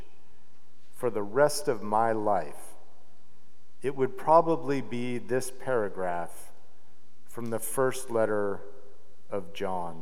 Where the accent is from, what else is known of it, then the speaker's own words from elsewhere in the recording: Salt Lake City, Utah, United States; I grew up an Episcopalian in Salt Lake City, Utah